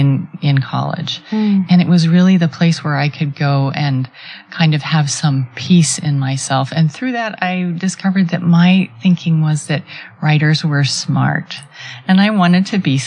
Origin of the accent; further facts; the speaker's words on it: Rapid City, South Dakota, United States; I grew up in Rapid City, South Dakota